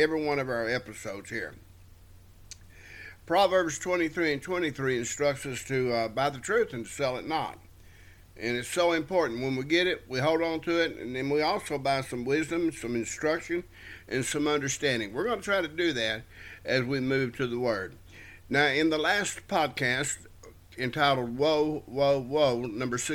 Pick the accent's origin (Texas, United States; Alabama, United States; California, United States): Texas, United States; South; wherever we were raised in South Texas, a lot of scorpions around